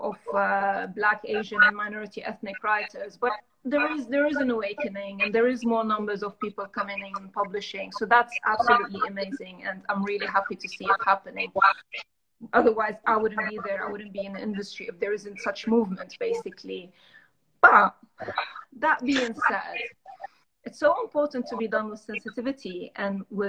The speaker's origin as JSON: {"language": "English", "town": "Damascus", "region": "Damascus Governorate", "country": "Syria", "tie": "born or raised there", "moved": "as an adult", "lives_now": "London, United Kingdom", "said": "I was raised in Damascus"}